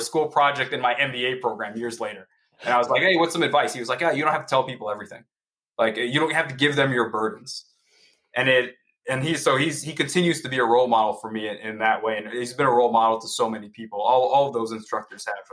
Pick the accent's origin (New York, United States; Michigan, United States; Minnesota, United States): New York, United States; New York City; I grew up in New York City in Queens